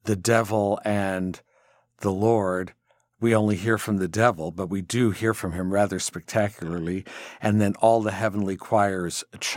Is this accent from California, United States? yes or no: yes; California, United States; I'm from California